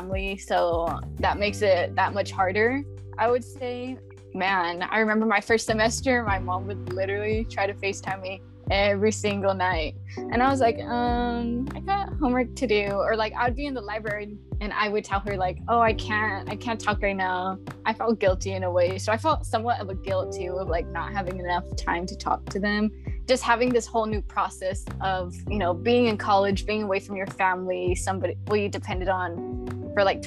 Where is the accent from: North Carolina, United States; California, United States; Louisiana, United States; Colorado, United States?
California, United States; Stockton; also born or lived in Monterey, California; I'm from Stockton, California. It's always super sunny, hot. Yeah, I don't enjoy it anymore. I'm like, I've been born and raised. I lived in one place my whole life